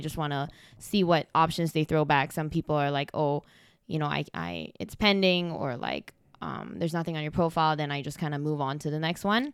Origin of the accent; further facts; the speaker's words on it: Malaysia; now in Canada; I'm originally from Malaysia